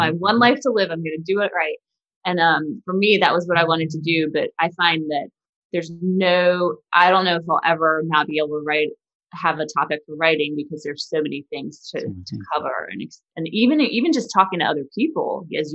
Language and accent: English; South Carolina, United States; now in Washington, D.C., United States; I grew up in South Carolina